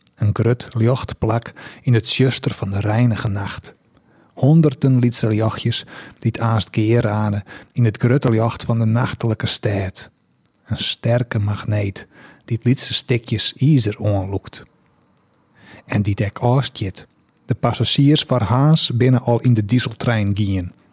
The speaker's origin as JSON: {"language": "Dutch", "town": "Heerenveen", "region": "Friesland", "country": "Netherlands", "said": "ik kom eigenlijk uit Zerhuisterveen"}